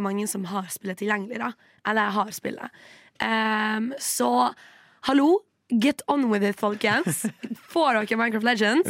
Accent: Western Norway, Norway; now in Oslo, Norway; som en vestlending

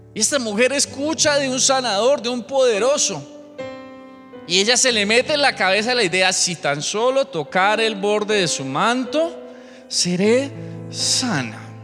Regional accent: Colombia; somos gentiles colombianos

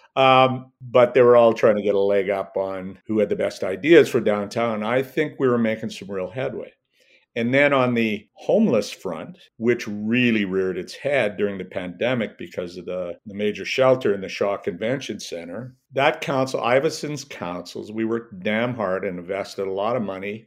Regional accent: Edmonton, Alberta, Canada; I grew up in Northeast Edmonton.

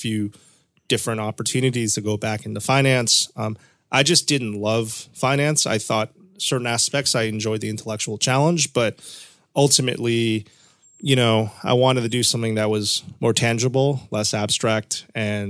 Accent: New Haven, Connecticut, United States; we grew up in New Haven, Connecticut together

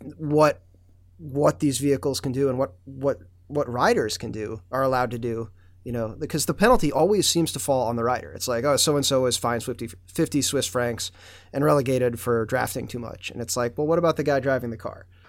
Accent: United States; as an American

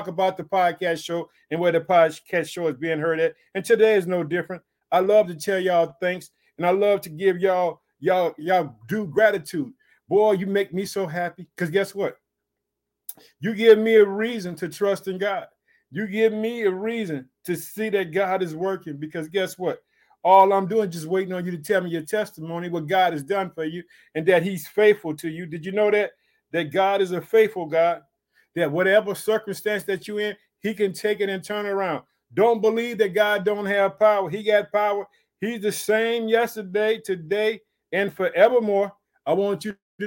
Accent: Illinois, United States; also born or lived in Chicago; the state of Illinois, which is my home state. Hallelujah. I live in the city of Chicago.

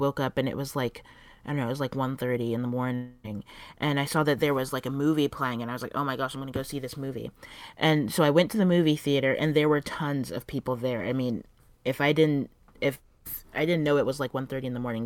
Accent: South Florida, United States; moved away as an adult; now in New York City, United States; I'm originally from South Florida

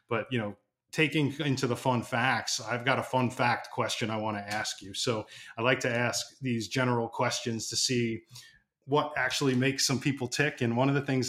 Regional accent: New York, United States; now in Raleigh, United States; I'm a New Yorker by trade.

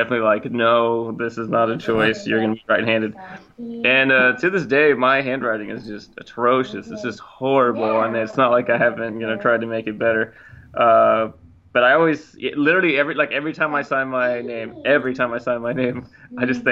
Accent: Washington, United States; also born or lived in the South (US) / South Korea / Enid, Oklahoma; I grew up in the South until I was seven, and then we moved to South Korea for 6 months, and then we moved to Washington State after that, and that's where I've lived ever since

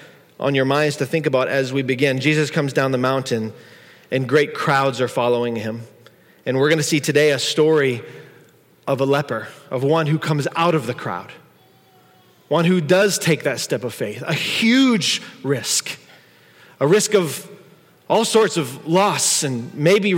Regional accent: United States; we're from America

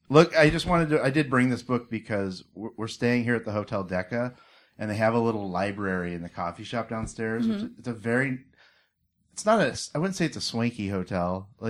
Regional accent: Pasco, Washington, United States; also born or lived in Seattle; I grew up out here. I'm from Seattle originally. I grew up on the other side of the state in the Tri-Cities where I went to Pasco High School.

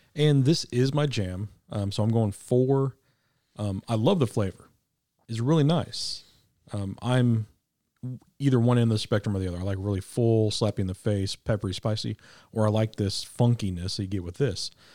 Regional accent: Kansas City, Missouri, United States; now in Arkansas, United States; I was raised in K C, so I'm still a Kansas Citian

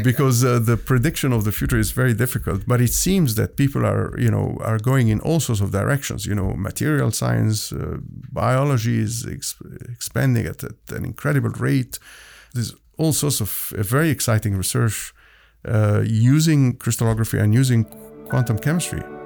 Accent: Egypt; moved away as an adult; also born or lived in Hamilton, Ontario, Canada / Toronto, Canada; now in Halifax, Canada; Originally, I'm from Egypt. I immigrated to Canada

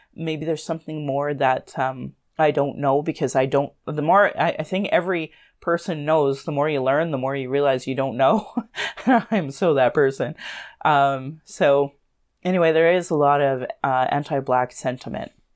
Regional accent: Sylvan Lake, Alberta, Canada; moved away as an adult; now in Calgary, Canada; growing up in Sloan Lake, there was, like, two thousand people

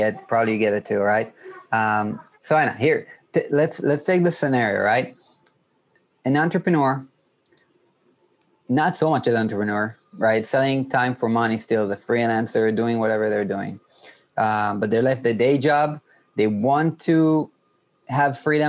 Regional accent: Israel; I'm from Israel, which is like 2 hours ahead

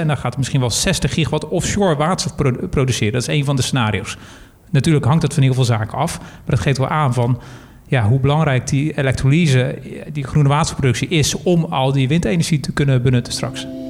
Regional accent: Netherlands; als Nederlander

